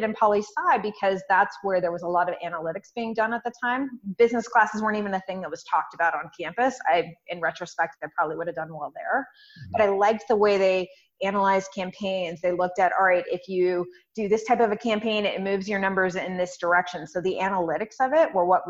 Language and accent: English; Humboldt County, Northern California, United States; middle of nowhere, a place called Humboldt County. We grow 60% of the weed in the U.S. is from there. So very popular place to be from right now. It's kind of this new cannabis economy. And so I grew up out there.